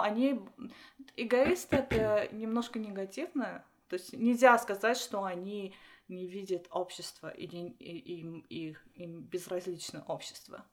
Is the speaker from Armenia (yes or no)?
yes; Armenia; Russian is a second language; moved away as an adult; now in United States; я из Армении, я родилась там, можно даже сказать, я родилась в, Союз... Э, в Советском Союзе. Угу. Училась в Армении, жила в Армении